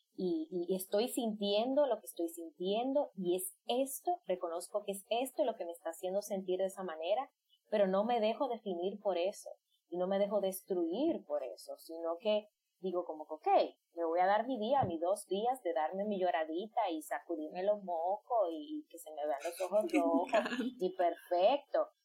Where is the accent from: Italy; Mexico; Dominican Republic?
Dominican Republic; yo soy de isla, soy de República Dominicana